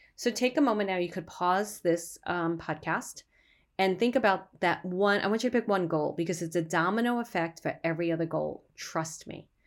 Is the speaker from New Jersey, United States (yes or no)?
no; New York City, New York, United States; I grew up in Brooklyn